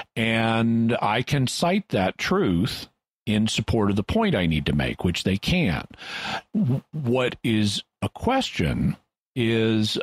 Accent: United States; I'm an American

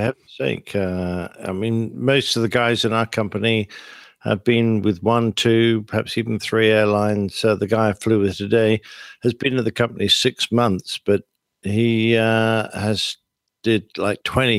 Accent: England, United Kingdom

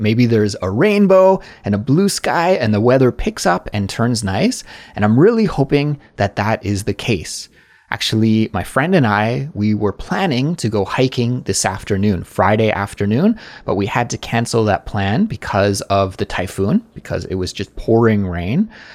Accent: Canada; now in South Korea; I'm a Canadian, but I'm living abroad in South Korea

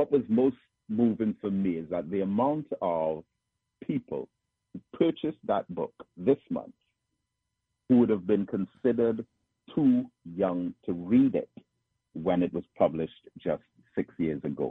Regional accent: England, United Kingdom; moved away as an adult; also born or lived in Trinidad; now in Trinidad and Tobago; I was born in England and joined the Nation of Islam over there. And I came back to Trinidad

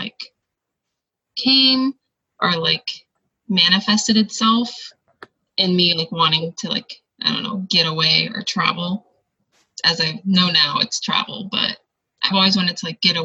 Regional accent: California, United States; moved away as an adult; also born or lived in Oregon; So I was coming from California, and I went to Oregon State, so I was an out-of-state student.

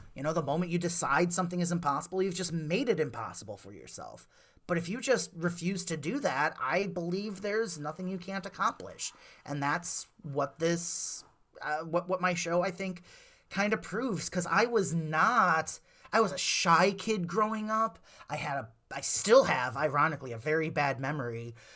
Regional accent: Wonder Lake, Illinois, United States; we grew up down in Wonder Lake

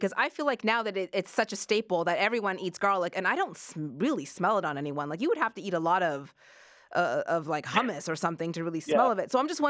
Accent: East Coast, Canada; moved away; because I'm from the East Coast

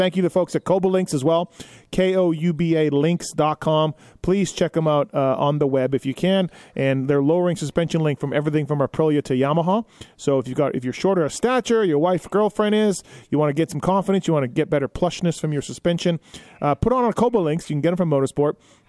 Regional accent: Canada; now in United States; I came from Canada. I could relate a little bit. But shit, man, I'm only a 4-hour flight away from mom and brother and my nieces and everything.

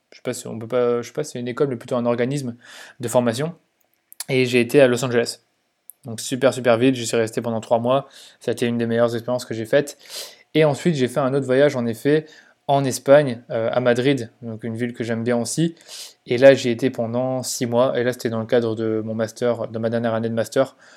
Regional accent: Mons, Wallonia, Belgium; Donc en effet, je viens de Belgique. Je suis né à Mons, donc c'est une petite ville en Belgique qui est finalement pas trop loin de la France.

